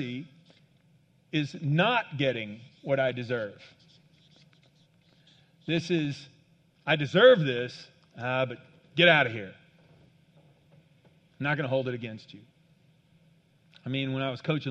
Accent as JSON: {"language": "English", "region": "Kansas", "country": "United States", "tie": "born or raised there", "said": "I grew up in Kansas on a farm."}